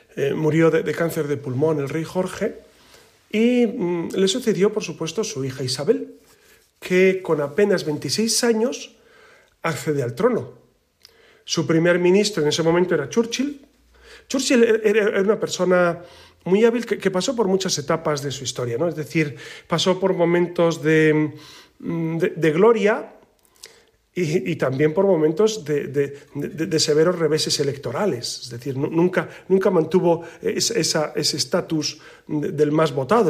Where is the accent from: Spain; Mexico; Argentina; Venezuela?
Spain; como la nuestra, como la española